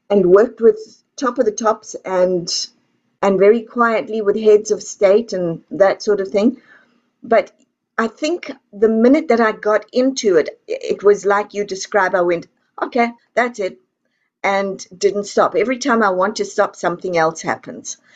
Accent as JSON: {"language": "English", "country": "South Africa", "moved": "yes", "lives_now": "Texas, United States", "said": "I come from South Africa"}